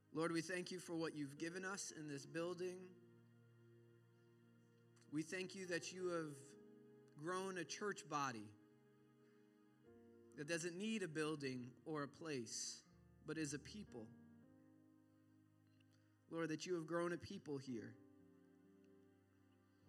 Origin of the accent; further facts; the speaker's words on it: New York, United States; Growing up in New York